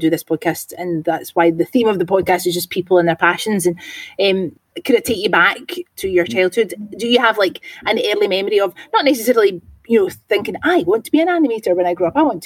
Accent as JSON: {"language": "English", "area": "Bellshill, North Lanarkshire", "region": "Scotland", "country": "United Kingdom", "tie": "born or raised there", "said": "I am in North Lanarkshire, so I'm Belsa"}